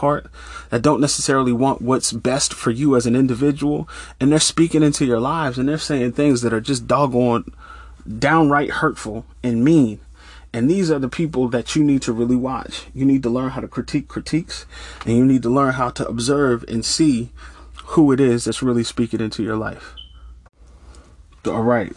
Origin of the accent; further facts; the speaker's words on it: Norristown, Pennsylvania, United States; moved away as an adult; also born or lived in Pittsburgh, Pennsylvania; I moved from my hometown of Norristown to Pittsburgh, Pennsylvania